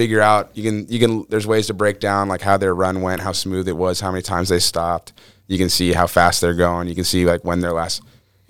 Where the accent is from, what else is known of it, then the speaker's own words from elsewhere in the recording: Atlanta, Georgia, United States; now in Alaska, United States; I grew up here, dude. I'm from Atlanta